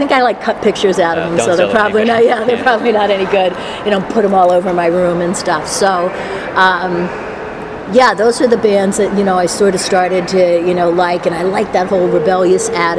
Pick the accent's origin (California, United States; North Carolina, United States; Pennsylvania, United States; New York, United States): Pennsylvania, United States; Norristown; also born or lived in Philadelphia, Pennsylvania; I grew up in Norristown, and when I was 19, I moved to Center City, Philadelphia, 12th and Chestnut